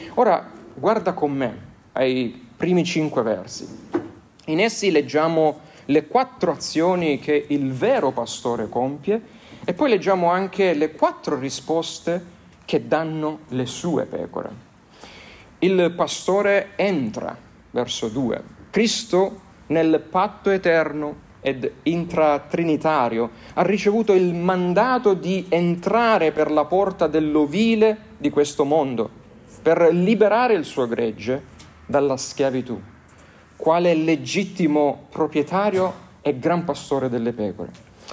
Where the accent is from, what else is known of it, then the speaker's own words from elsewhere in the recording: Lecce, Apulia, Italy; nelle mie parti eh, di Lecce